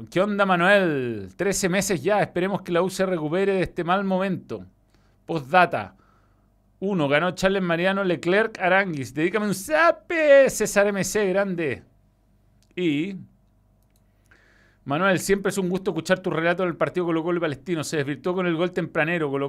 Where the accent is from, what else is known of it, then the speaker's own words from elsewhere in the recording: Venezuela; Aparte dije bello, como venezolano.